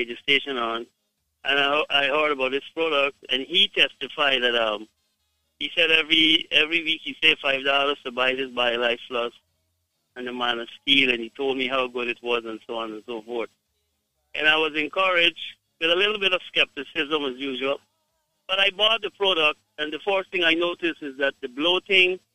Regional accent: Guyana; I am from Guyana

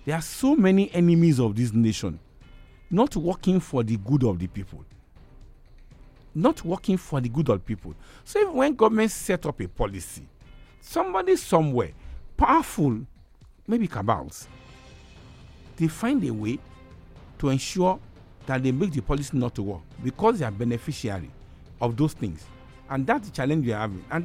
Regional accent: Nigeria; as a Nigerian

